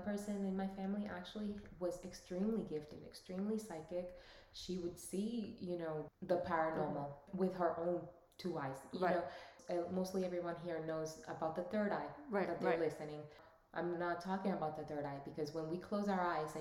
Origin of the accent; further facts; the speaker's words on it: United States; also born or lived in Dominican Republic; I was born there and raised in the United States